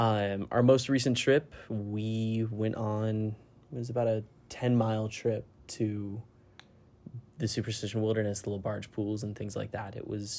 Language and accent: English; Colorado, United States; now in Arizona, United States; I'm originally from Colorado. I moved back out here recently, back to Arizona, back to the desert.